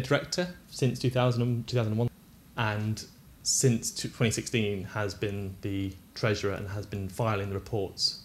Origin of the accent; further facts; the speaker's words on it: United Kingdom; we're British